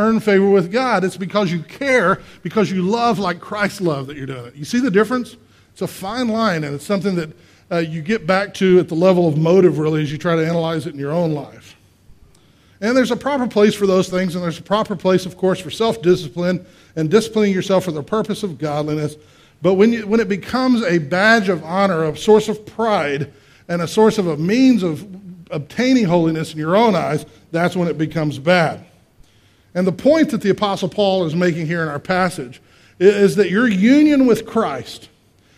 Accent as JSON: {"language": "English", "region": "Texas", "country": "United States", "tie": "born or raised there", "said": "I grew up in Texas"}